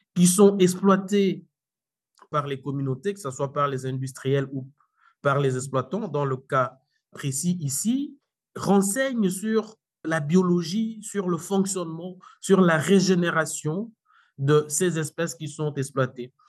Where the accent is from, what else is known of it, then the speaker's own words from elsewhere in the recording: DR Congo; chez nous, en RDC